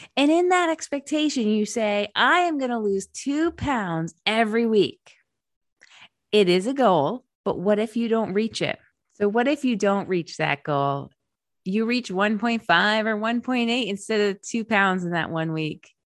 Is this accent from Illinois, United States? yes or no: no; Rhode Island, United States; moved away as an adult; also born or lived in Massachusetts; I drove back to the East Coast to Rhode Island to my home state